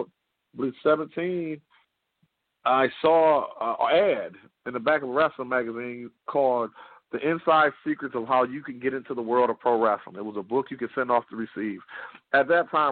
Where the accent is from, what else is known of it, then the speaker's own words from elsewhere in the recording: Detroit, Michigan, United States; I'm from Detroit, Michigan